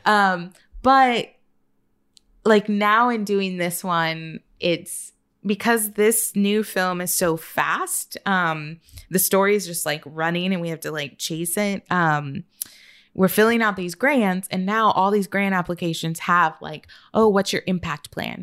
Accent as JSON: {"language": "English", "town": "Austin", "region": "Texas", "country": "United States", "tie": "born or raised there", "also_born_or_lived": "San Antonio", "said": "I was born in San Antonio, but my city's gonna be San Antonio, even though I was raised in Austin"}